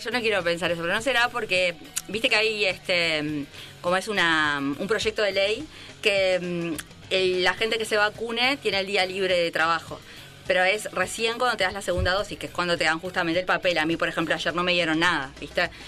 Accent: Argentina; moved away; yo soy de Argentina

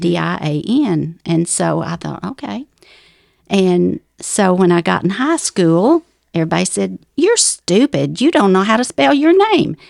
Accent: Ozark Mountains, North Arkansas, United States; accent: southern; moved away; I grew up in the Ozark Mountains, uh, all over the mountains of Arkansas, of North Arkansas

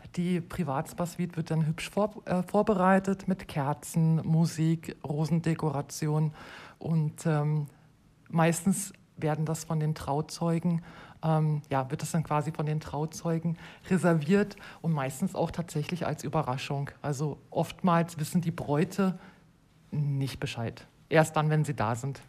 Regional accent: Germany; moved away as an adult; now in Switzerland; ich bin ursprünglich aus Deutschland und lebe seit fast acht Jahren in der Schweiz

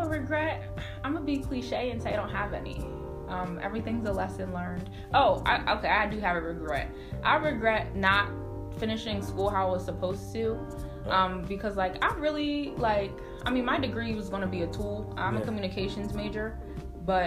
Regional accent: Harrisburg, Pennsylvania, United States; also born or lived in Philadelphia; now in Harrisburg, United States; when I had moved back to Harrisburg, because I did start here in Philly. So when I moved back to my hometown

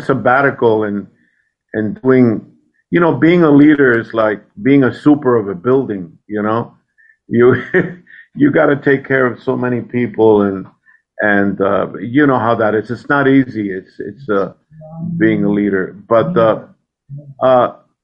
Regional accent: Puerto Rico; I grew up in Puerto Rico

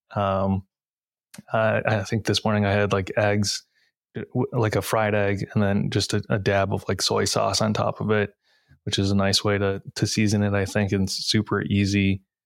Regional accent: Novi, Michigan, United States; now in Detroit, United States; I grew up in a city called Novi, which has a really large Asian American population

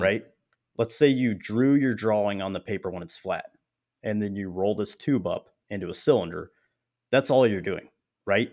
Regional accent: Springfield, Missouri, United States; my hometown, which is where I'm at, Springfield, Missouri

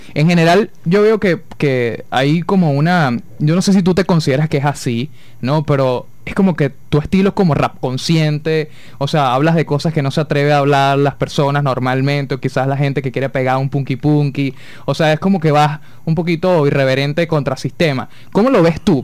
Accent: Coro, Falcón, Venezuela; yo soy de aquí de Coro

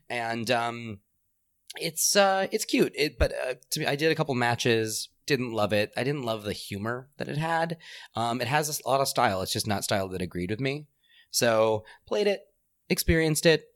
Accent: Southern California, United States; I am Southern Californian

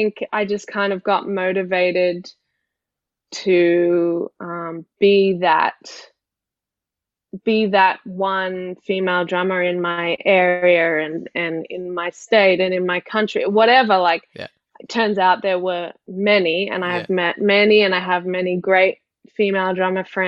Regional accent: Sydney, New South Wales, Australia; I grew up in Sydney

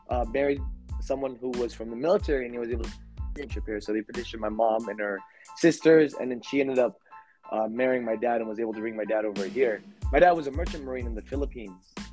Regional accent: San Jose, California, United States; also born or lived in Milpitas, California; I was born and raised in the 408 area. So currently, I, I reside in Milpitas, I, I moved around, around a lot between San Hill and Milpitas a lot of the time.

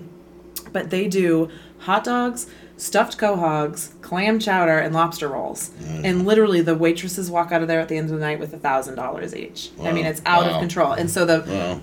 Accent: Cape Cod, Massachusetts, United States; moved away; I'm from Cape Cod originally

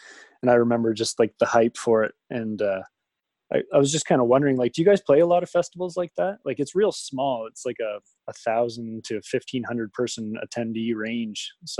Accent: New Brunswick, Canada; So I'm from New Brunswick, Canada

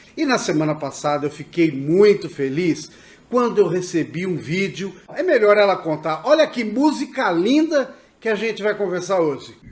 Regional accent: Aimorés, Minas Gerais, Brazil; Eu sou da região do Vale do Rio Doce, uma pequena cidade do interior de Minas Gerais, Aimorés

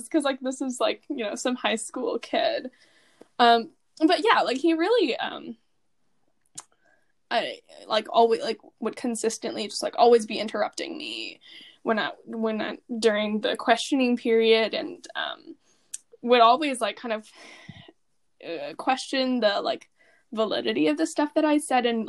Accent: United States; being American

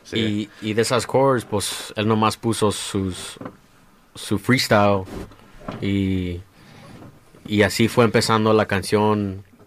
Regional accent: Los Angeles, California, United States; todos crecimos aquí en Los Ángeles

